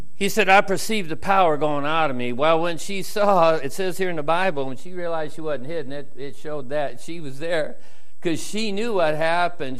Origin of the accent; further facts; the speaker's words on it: United States; I'm from America